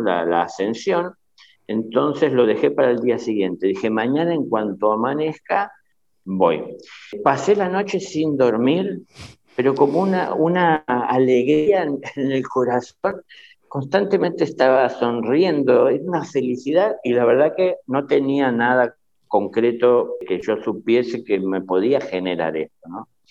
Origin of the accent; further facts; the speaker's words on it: Buenos Aires, Argentina; la casa donde yo nací, que en realidad fue en la ciudad de Buenos Aires, en la capital